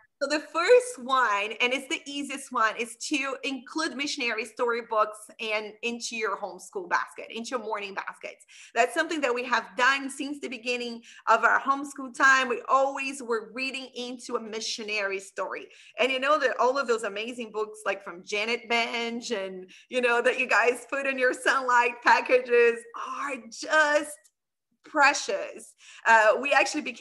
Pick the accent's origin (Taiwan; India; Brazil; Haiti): Brazil; also born or lived in Middle East; now in Canada; I'm from Brazil